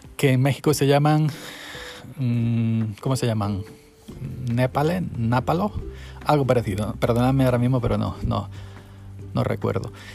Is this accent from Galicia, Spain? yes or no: no; Granada, Andalusia, Spain; andaluz, granaíno, pamasaña